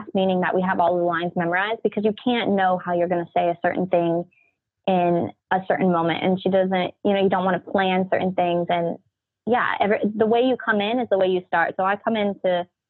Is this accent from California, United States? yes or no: yes; Orange County, California, United States; I'm from Orange County, California